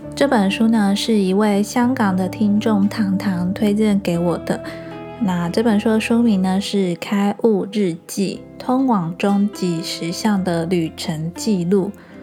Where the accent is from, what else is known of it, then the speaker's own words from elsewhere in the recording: Changhua County, Taiwan; moved away as an adult; also born or lived in Pingtung; now in Kaohsiung, Taiwan; 因为我是从彰化嫁到屏东嘛，那我现在住高雄。